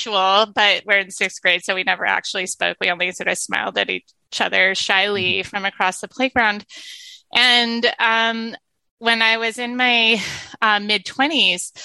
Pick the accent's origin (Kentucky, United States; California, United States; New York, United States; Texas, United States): California, United States; San Diego; moved away; San Diego, which is my hometown